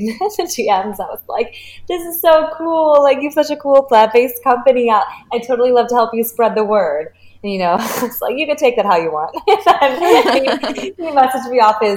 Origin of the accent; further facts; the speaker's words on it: Chicago, Illinois, United States; now in Miami, United States; I'm from Chicago